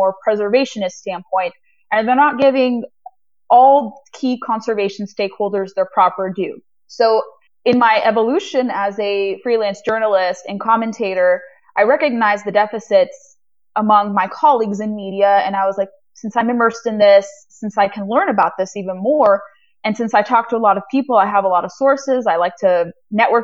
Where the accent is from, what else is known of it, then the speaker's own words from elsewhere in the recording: Orange County, Southern California, United States; I grew up in Southern California